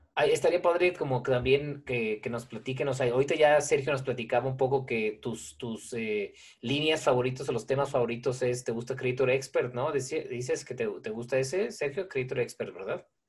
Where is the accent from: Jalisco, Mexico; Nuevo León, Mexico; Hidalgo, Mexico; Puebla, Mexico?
Jalisco, Mexico; Guadalajara; soy tapatío, he nacido aquí, siempre he vivido en Guadalajara